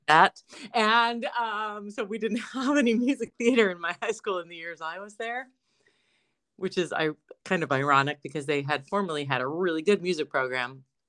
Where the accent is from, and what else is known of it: Johnstown, Pennsylvania, United States; moved away